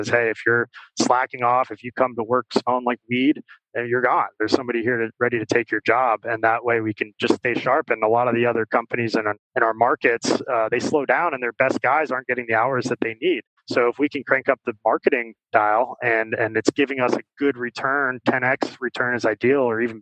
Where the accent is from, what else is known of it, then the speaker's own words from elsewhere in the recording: Venice, Florida, United States; I grew up in Venice, Florida